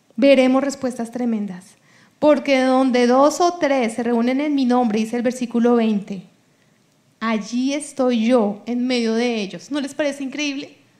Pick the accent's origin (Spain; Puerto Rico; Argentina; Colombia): Colombia; first language Spanish